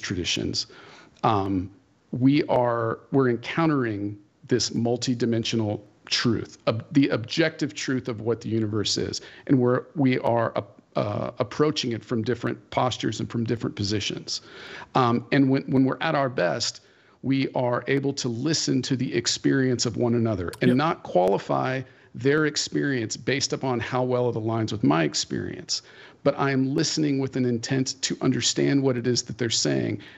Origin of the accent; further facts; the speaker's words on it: Fresno, California, United States; I am a Christian because of where I was born geographically and when I was born here